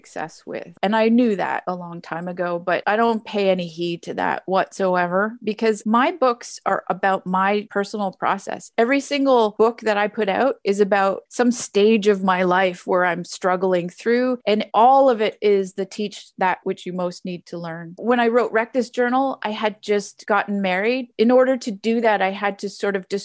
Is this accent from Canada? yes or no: yes; Canada; moved away; also born or lived in Ontario / Nova Scotia / Amherst, Massachusetts; I'm from Canada